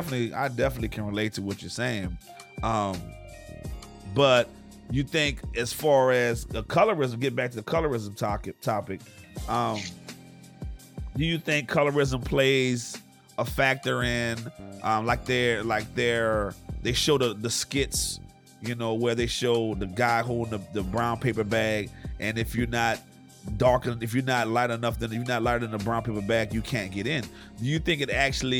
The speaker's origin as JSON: {"language": "English", "town": "New Orleans", "region": "Louisiana", "country": "United States", "tie": "born or raised there", "said": "growing up in New Orleans"}